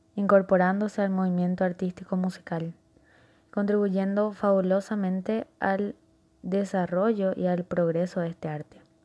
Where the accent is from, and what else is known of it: Paraguay